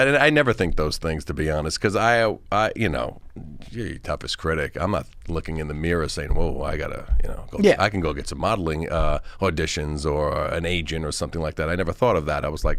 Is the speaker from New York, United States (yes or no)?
yes; Oakdale, New York, United States; So I'm like from Oakdale originally, and you know, I'm from here, and I was just a normal guy